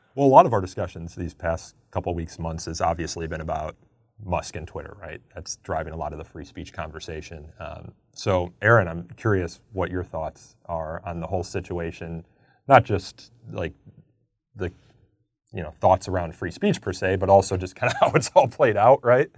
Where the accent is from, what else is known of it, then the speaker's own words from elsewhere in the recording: outside of Chicago, Illinois, United States; I'm from Illinois, outside of Chicago